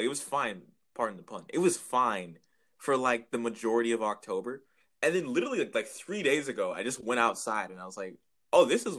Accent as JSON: {"language": "English", "country": "Canada", "said": "My God, we're so Canadian."}